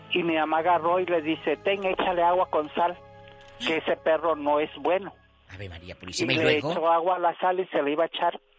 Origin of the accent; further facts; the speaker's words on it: Veracruz, Mexico; now in Ciudad Juárez, Mexico; yo aquí en Juárez todavía nada, pero yo soy del estado de Veracruz.